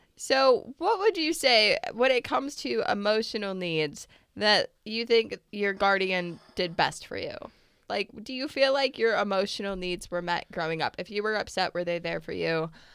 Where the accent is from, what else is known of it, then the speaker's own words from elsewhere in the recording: United States; as an American